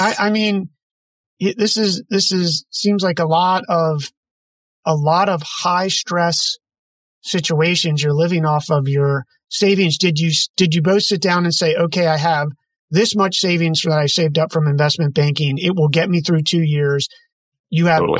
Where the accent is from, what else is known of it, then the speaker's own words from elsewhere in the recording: Maryland, United States; moved away as an adult; also born or lived in Chestertown, Maryland; now in West Coast, United States; I'm from the East Coast, but I find it interesting that the difference, and I'm on the West Coast now and been here for about a decade, but Maryland kid